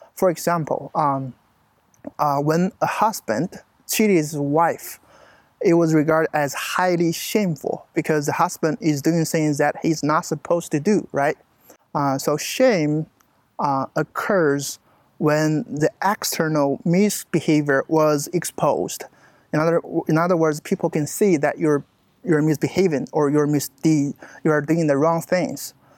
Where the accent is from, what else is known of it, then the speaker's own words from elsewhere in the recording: China; moved away as an adult; also born or lived in Searcy, Arkansas; now in United States; I'm from China.